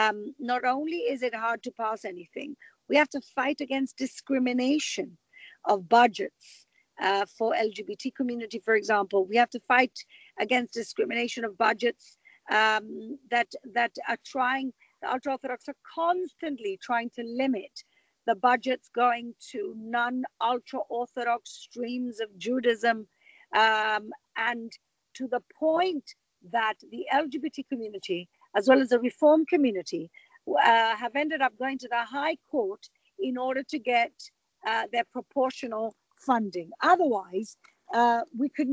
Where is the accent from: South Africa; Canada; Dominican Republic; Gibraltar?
Gibraltar; now in Jerusalem, Israel; I grew up in Gibraltar